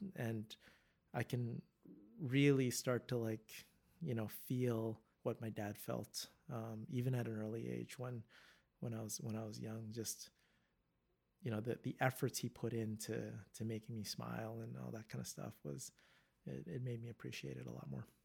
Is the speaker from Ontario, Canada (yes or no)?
no; Vancouver, British Columbia, Canada; I'm born and raised in Vancouver